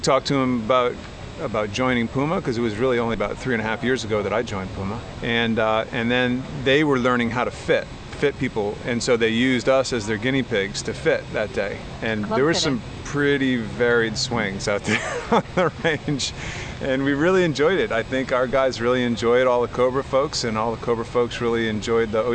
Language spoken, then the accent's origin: English; Seekonk, Massachusetts, United States; also born or lived in Barrington, Rhode Island; now in Newport, United States; I grew up in Seekonk